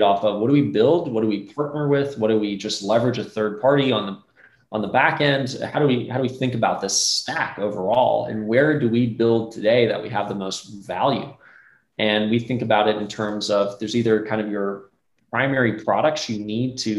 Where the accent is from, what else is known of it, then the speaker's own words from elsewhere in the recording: Atlanta, Georgia, United States; I grew up in Atlanta